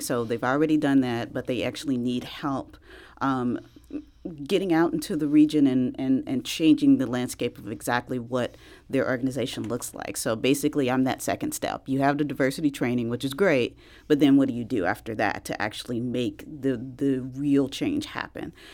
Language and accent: English; East St. Louis, Illinois, United States; I'm actually originally from East Saint Louis, so right across the river